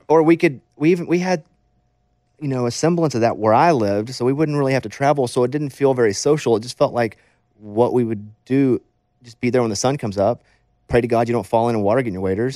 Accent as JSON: {"language": "English", "town": "Mountain Pine", "region": "Arkansas", "country": "United States", "tie": "born or raised there", "moved": "yes", "said": "I grew up in Mountain Pine, Arkansas"}